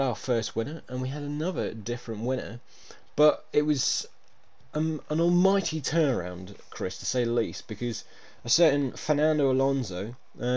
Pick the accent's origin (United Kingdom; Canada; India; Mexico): United Kingdom; as a Brit myself